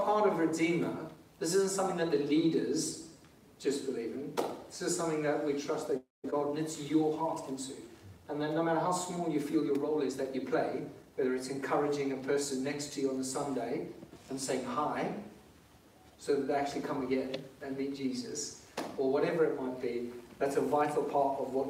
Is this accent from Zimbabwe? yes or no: yes; Zimbabwe; now in England, United Kingdom; I didn't put my Zimbabwean flag up today. It's because I'm actually English now